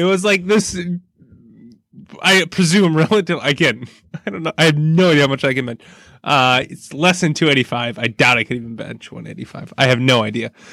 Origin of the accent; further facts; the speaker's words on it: Burlington, Wisconsin area, United States; moved away; my hometown area